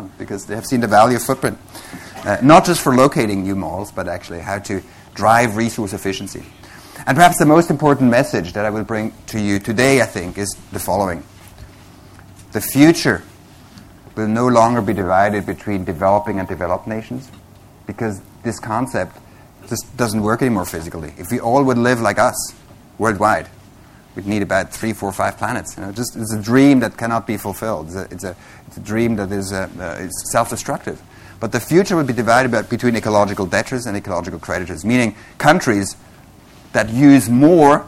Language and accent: English; Switzerland; moved away as an adult; also born or lived in Vancouver, British Columbia; I come originally from Switzerland